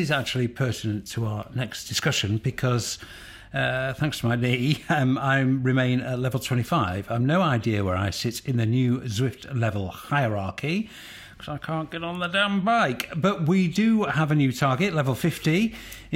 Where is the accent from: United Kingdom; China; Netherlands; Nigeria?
United Kingdom; I'm British.